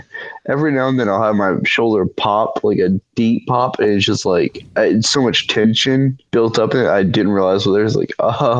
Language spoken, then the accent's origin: English; Louisiana, United States; I'm Cajun.